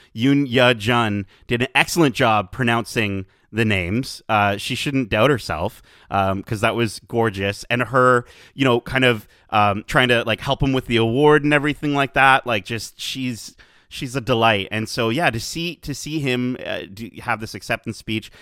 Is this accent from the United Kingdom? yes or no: no; Canada; as a Canadian